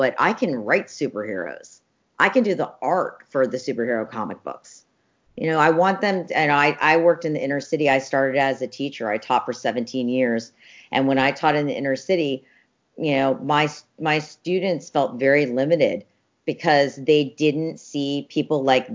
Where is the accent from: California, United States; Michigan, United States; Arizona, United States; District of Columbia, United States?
District of Columbia, United States; Washington; And I grew up in the Washington, D.C. area.